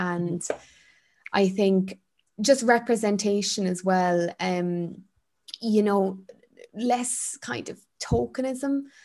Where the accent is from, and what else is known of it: Ireland